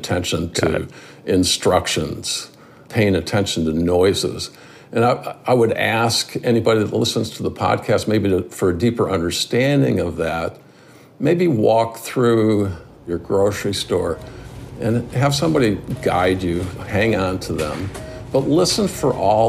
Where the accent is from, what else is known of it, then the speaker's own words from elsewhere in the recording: Detroit, Michigan, United States; Born and raised in the Detroit area